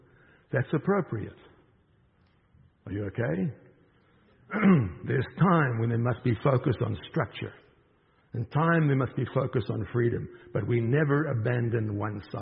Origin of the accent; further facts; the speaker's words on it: South Africa; moved away; I'm from South Africa